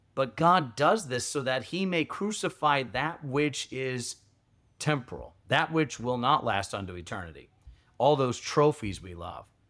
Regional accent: Georgia, United States; moved away; I grew up in Georgia

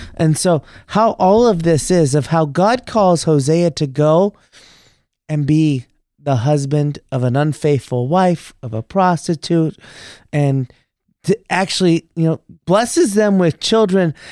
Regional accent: Texas, United States; moved away; middle school, high school, I grew up in Texas there

